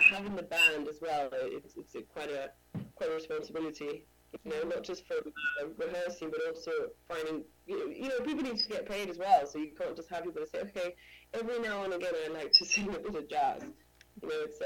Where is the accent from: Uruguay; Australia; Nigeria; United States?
Uruguay; moved away as an adult; now in London, United Kingdom; I'm from Uruguay, South America. So I worked as a singer from the age of, 14.